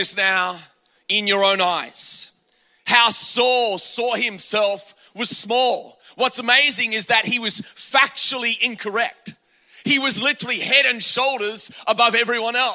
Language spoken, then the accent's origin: English; Australia; now in United States; I grew up in Australia.